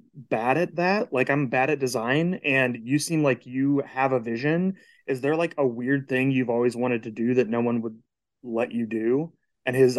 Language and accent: English; Lee's Summit, Missouri, United States; also born or lived in Ohio; now in Texas, United States; I grew up in Kansas City, Missouri, in a suburb called Lee Summit